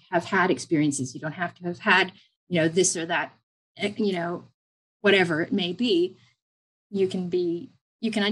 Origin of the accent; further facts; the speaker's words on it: Lancaster County, Pennsylvania, United States; moved away as an adult; now in Australia; I grew up in Lancaster County, Pennsylvania.